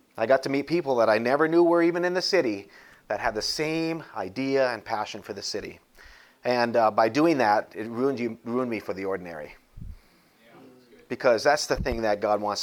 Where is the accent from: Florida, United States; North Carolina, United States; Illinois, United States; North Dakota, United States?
North Dakota, United States; now in Springfield, United States; I grew up in North Dakota, so there weren't many cities around there.